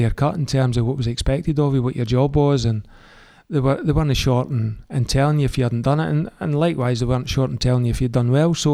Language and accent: English; Falkirk, Scotland, United Kingdom; I'm from Falkirk and I, I, went and watched Falkirk when I was younger.